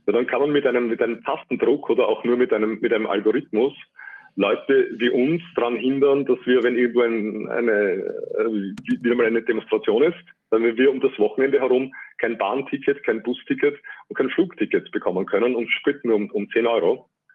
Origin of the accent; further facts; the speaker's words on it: Austria; bei uns in Österreich